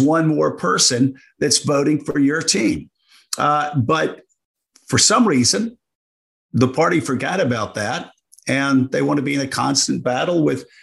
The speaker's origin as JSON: {"language": "English", "region": "Deep South", "country": "United States", "tie": "born or raised there", "said": "I grew up in the Deep South."}